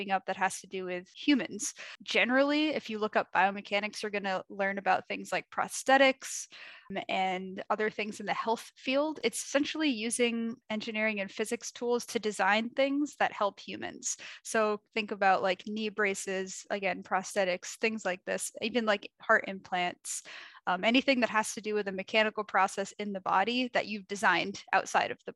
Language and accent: English; Portland, Maine, United States; moved away; also born or lived in Rochester, New York; I grew up in Portland, Maine, which is right on the coast